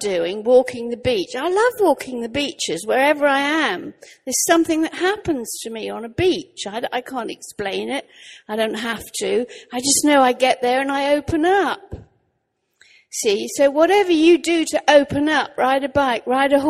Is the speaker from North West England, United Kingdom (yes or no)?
no; Norwich, East of England, United Kingdom; I'm actually from Norwich in Norfolk